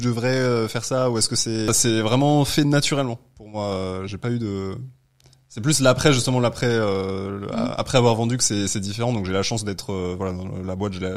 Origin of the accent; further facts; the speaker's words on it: Aix-les-Bains, Auvergne-Rhône-Alpes, France; moved away as an adult; now in Paris, France; je suis de Aix-les-Bains de mm. base